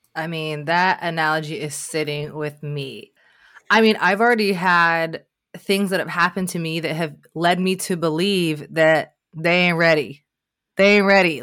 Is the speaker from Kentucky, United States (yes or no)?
yes; Northern Kentucky, United States; there was a girl that I grew up with in Northern Kentucky